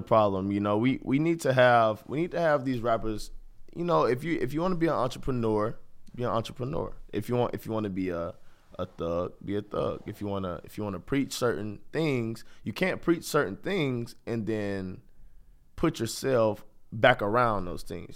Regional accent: Jacksonville, Florida, United States; moved away as an adult; now in Athens, Ohio, United States; I come from Jacksonville, Florida

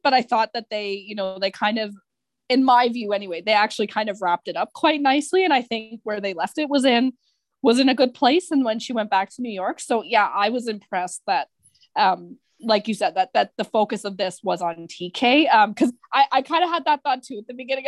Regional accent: Canada; I'm Canadian

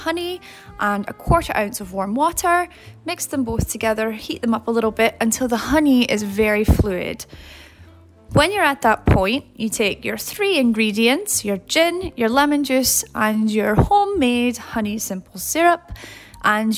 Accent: Scotland, United Kingdom; now in Tampa, United States; I'm originally from Scotland, but currently live in beautiful Tampa

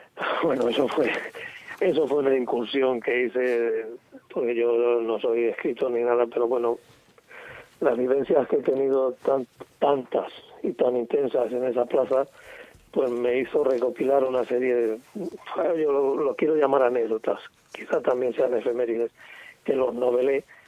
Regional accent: Medina del Campo, Castile and León, Spain; en Medina, en mi pueblo

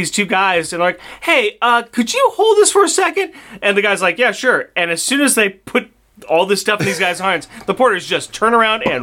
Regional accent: Canada; I'm Canadian.

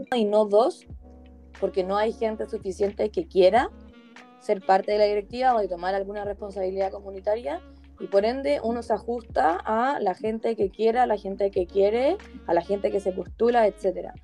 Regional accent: Chile; no solamente somos el futuro de la comunidad judía de Chile, sino que somos el futuro de Chile en general

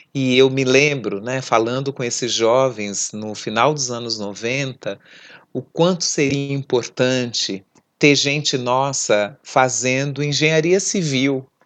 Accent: São Paulo, Brazil; Eu venho da periferia leste da cidade de São Paulo, num bairro que o Estado só chegava por duas políticas

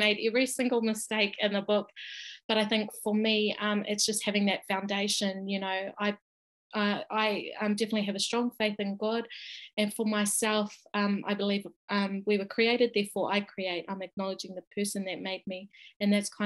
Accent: Rotorua, Bay of Plenty, New Zealand; I grew up here in Rotorua

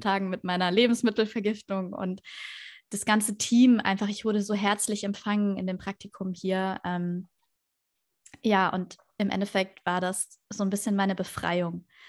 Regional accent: Würzburg, Bavaria, Germany; moved away as an adult; now in Tenerife, Spain; ich komme ja aus Würzburg ähm, ursprünglich

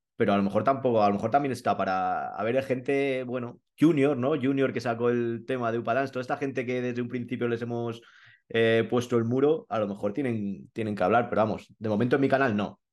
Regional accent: Madrid, Community of Madrid, Spain; also born or lived in Colmenar Viejo; yo soy madrileño

